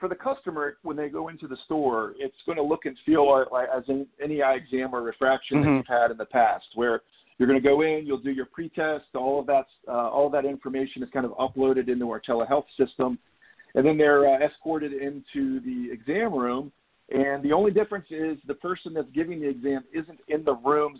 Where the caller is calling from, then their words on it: Charlotte, North Carolina, United States; So I live just outside Charlotte, North Carolina.